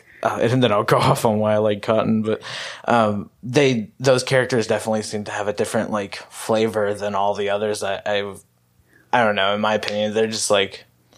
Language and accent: English; North Texas, United States; we're from North Texas.